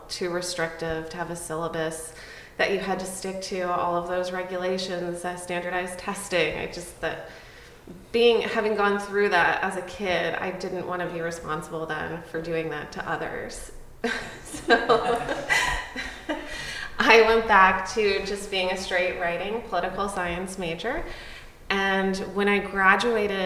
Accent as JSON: {"language": "English", "region": "Connecticut", "country": "United States", "tie": "born or raised there", "said": "I grew up in Connecticut"}